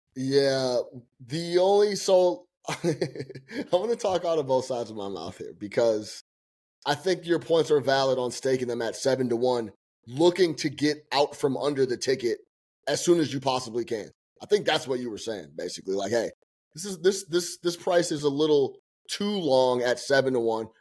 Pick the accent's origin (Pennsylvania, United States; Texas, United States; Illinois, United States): Illinois, United States; Chicago; now in New York, United States; being from Chicago